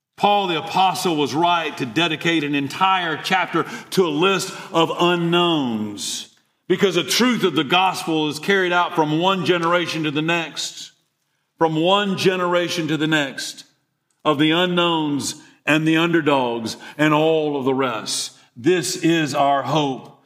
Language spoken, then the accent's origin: English; Eatonton, Georgia, United States; From Eatonton, Georgia, born and raised on a dairy farm